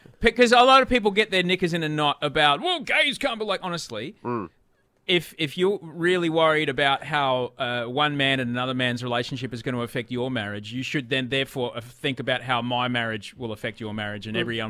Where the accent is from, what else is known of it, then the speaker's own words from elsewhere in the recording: Brisbane, Queensland, Australia; I grew up in Brisbane. I grew up in the western areas of Brisbane before they were kind of posh, when it was, you know, still, if you didn't have a flannel, you weren't allowed to live there.